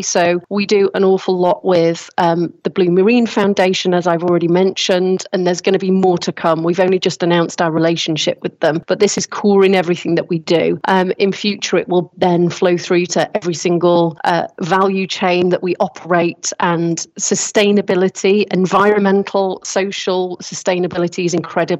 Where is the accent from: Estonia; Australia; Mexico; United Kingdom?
United Kingdom; I'm British